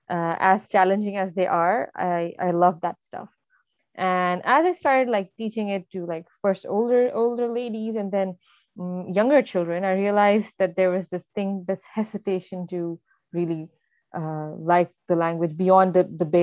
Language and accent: English; Saudi Arabia; Because I grew up in Saudi, we had Arabs all around us but we never learned Arabic for some reason.